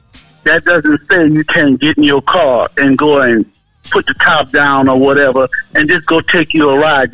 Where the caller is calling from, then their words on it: Powder Springs, Georgia, United States; Hey, this is …. I'm calling from Powder Springs, Georgia.